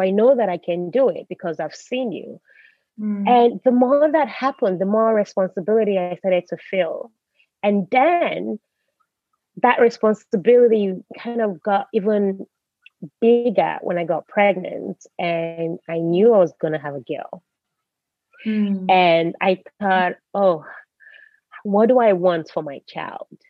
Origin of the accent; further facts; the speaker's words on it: United States; moved away as an adult; also born or lived in Nigeria; now in Norway; I grew up in America, even though I've lived in Europe for a while, I'm still Nigerian